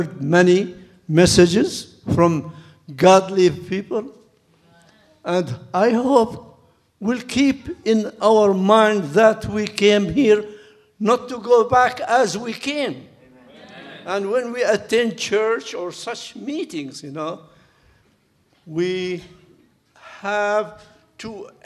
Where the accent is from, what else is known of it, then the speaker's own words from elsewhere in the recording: Baghdad, Baghdad Governorate, Iraq; moved away as an adult; also born or lived in Loma Linda, United States; now in United States; I am a retired minister from Middle East, from Baghdad. We are here 30 years